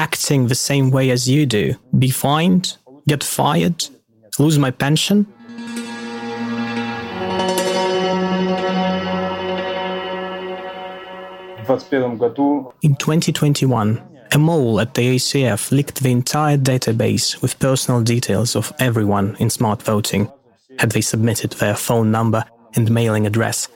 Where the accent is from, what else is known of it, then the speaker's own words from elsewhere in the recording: Russian Far East, Russia; I'm from the Russian Far East